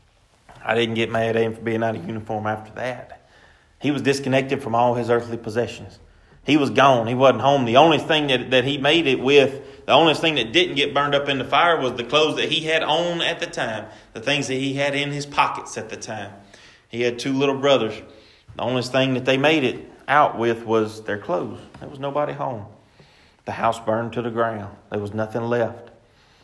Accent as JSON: {"language": "English", "town": "Pine", "region": "Louisiana", "country": "United States", "tie": "born or raised there", "said": "I'm from Pine, Louisiana. I absolutely love being from Pine, Louisiana."}